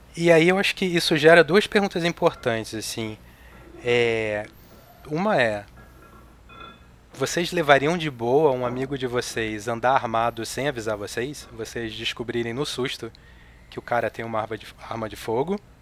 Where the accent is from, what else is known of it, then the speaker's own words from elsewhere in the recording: Rio de Janeiro, Brazil; moved away as an adult; now in São Paulo, Brazil; Eu sou carioca. Eu morei no Rio de Janeiro até os 29 anos de idade.